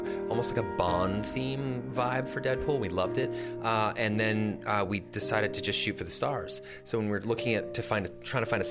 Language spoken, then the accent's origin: English; Canada; I'm Canadian